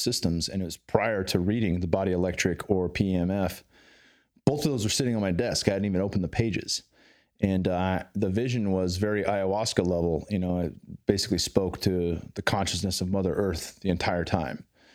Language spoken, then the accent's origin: English; Bay Area, California, United States; now in Texas, United States; I grew up in California in the Bay Area